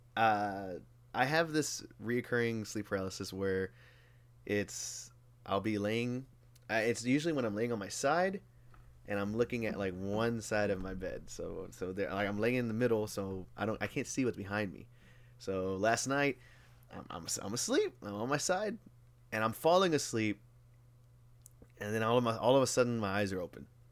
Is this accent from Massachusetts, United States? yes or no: no; Houston, Texas, United States; born and raised in Houston